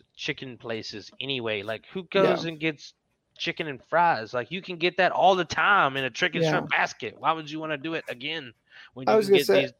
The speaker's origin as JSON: {"language": "English", "town": "Waynesboro", "country": "United States", "tie": "born or raised there", "moved": "yes", "said": "Waynesboro Dairy Queen's nacho cheese, my hometown's Dairy Queen nacho cheese, delicious. The town I live in's Dairy Queen nacho cheese, not as great"}